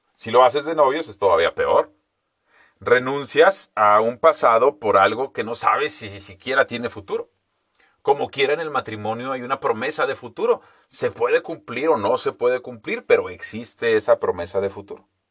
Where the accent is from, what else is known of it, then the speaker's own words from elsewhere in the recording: Mexico; Nosotros también deberíamos de llamarnos entonces los estadounidenses mexicanos